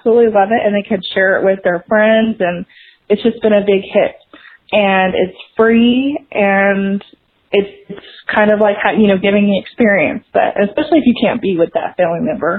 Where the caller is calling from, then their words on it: Dallas, Texas, United States; I'm from the Dallas, Texas area